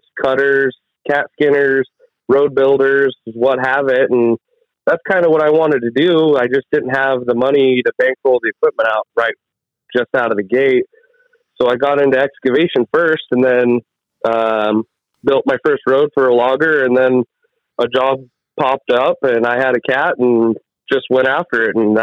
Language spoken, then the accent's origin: English; Bandon, Oregon, United States; also born or lived in Coos Bay, Oregon / Sweet Home, Oregon; I was born in Coos Bay and raised in Bandon